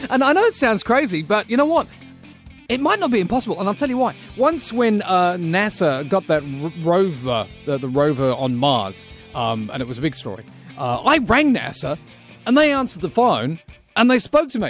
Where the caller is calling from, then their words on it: Australia; I'm calling you from Australia.